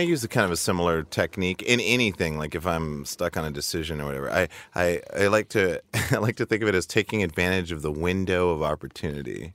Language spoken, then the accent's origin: English; Montana, United States; moved away as an adult; also born or lived in Seattle; I was growing up in Montana